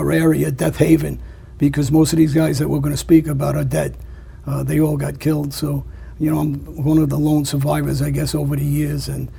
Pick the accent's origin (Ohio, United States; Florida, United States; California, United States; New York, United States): New York, United States; New York City; I grew up back in Woodhaven, Queens, Jamaica Avenue, and I grew up around the mob.